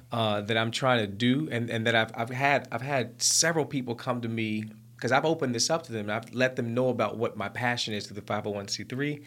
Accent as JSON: {"language": "English", "town": "Mountain Brook", "region": "Alabama", "country": "United States", "tie": "born or raised there", "also_born_or_lived": "London, United Kingdom", "moved": "as an adult", "said": "I was a young black man born and raised in Mountain Brook, Alabama"}